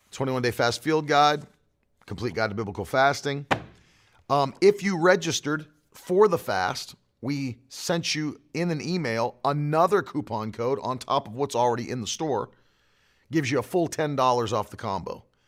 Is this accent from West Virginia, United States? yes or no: yes; West Virginia, United States; I'm from West Virginia